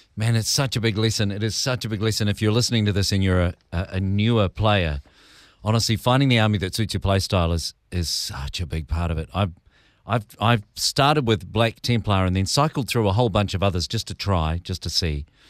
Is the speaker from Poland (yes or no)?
no; New Zealand; I'm a Kiwi